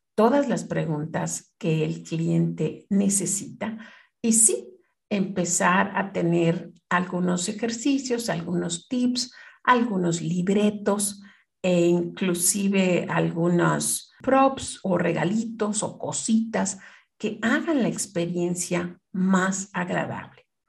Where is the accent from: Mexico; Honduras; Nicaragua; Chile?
Mexico; moved away as an adult; also born or lived in Canada; siendo mexicana